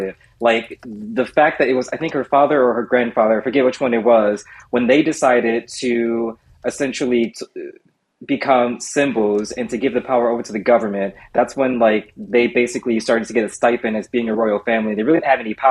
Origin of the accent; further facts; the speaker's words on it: United States; I'm American